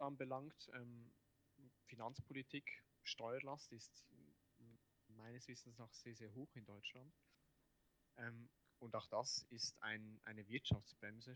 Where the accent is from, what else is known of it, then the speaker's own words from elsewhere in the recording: Switzerland; ich als Schweizer